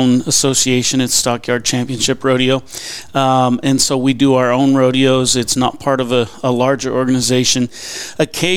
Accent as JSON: {"language": "English", "region": "California", "country": "United States", "moved": "as an adult", "lives_now": "Fort Worth, United States", "said": "I'm originally from California"}